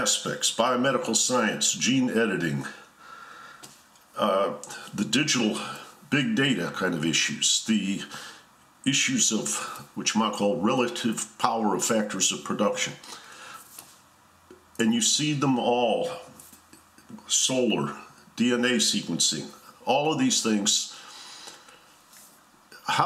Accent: Detroit, Michigan, United States; I grew up in Detroit

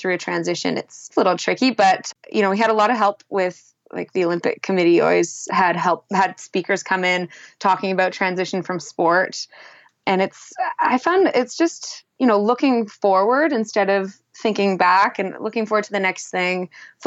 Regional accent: Whistler, British Columbia, Canada; I grew up in Whistler and was on skis at the age of 2.

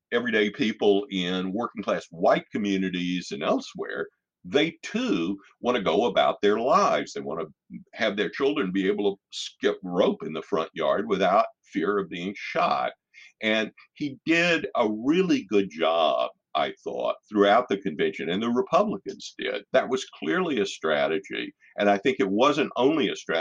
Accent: United States; being an American

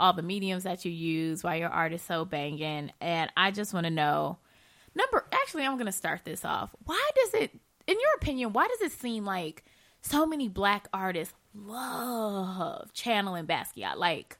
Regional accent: Michigan, United States; I'm from Michigan

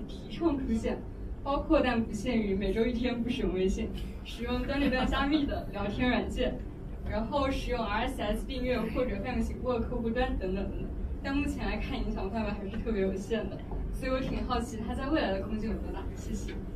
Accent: Beijing, China; moved away as an adult; also born or lived in London; now in New York, United States; 然后我是啊来自北京，之前是本科是中国人民大学读的新闻

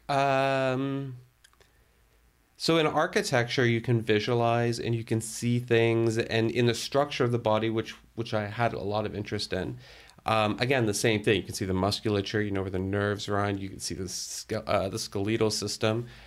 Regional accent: Toronto, Ontario, Canada; moved away as an adult; also born or lived in Burlington; now in Ottawa, Canada; I was born and raised in Toronto. Um, although for my dad's work, we lived internationally, that was pretty much home for me.

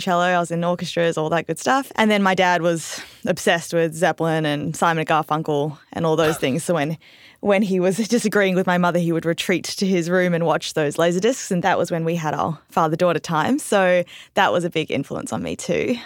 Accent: Perth, Western Australia, Australia; moved away as an adult; also born or lived in Singapore; now in Nashville, United States; we emigrated to Australia when I was about three or four and lived there till I was nineteen

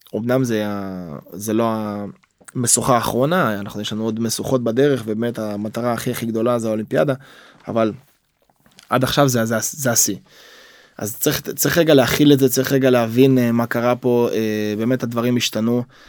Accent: Israel

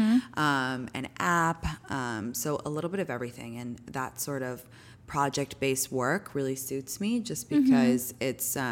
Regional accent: London, United Kingdom; also born or lived in New York; now in California, United States; I'm from England originally. I grew up in London

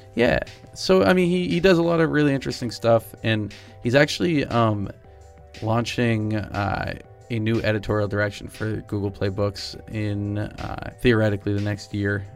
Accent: New Hampshire, United States; I actually am from New Hampshire

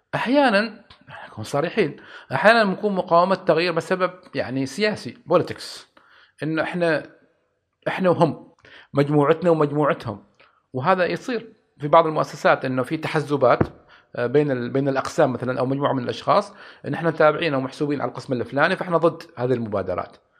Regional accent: Oman; عندنا في عمان

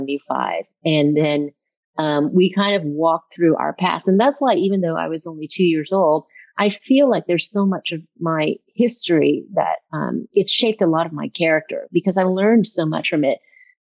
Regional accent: Baton Rouge, Louisiana, United States; Rouge, Louisiana, which you would think would be one of the most racially charged states in America. But I grew up in the Black ghettos, and I went to school with lower middle class white folks.

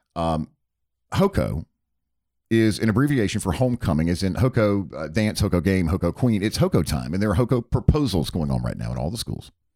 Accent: Charlotte, North Carolina, United States; growing up outside of Charlotte, North Carolina

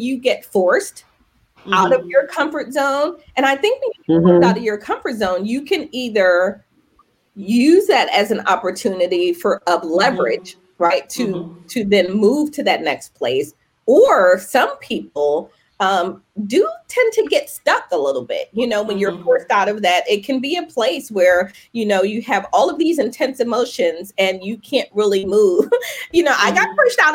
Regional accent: Philadelphia, Pennsylvania, United States; we're both from the Philly area

